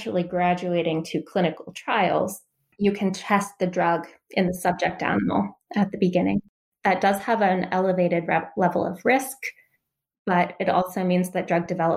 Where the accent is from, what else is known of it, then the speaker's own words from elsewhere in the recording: Delaware, United States; also born or lived in Philadelphia, Pennsylvania; So I grew up in Delaware. I was born in Philly, and then I moved out to Delaware shortly after.